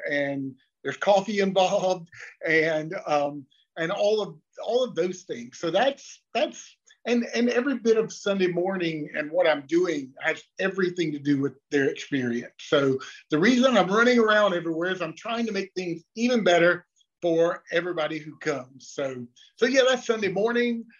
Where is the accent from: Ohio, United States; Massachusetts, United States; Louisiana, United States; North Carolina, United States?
North Carolina, United States; Lexington; also born or lived in Mooresville, North Carolina; now in Charlotte, United States; I grew up in Lexington, which is about an hour to the east, northeast